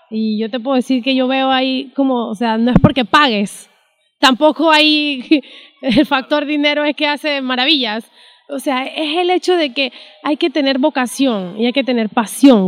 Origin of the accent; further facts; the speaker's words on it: Panama; Yo como panameña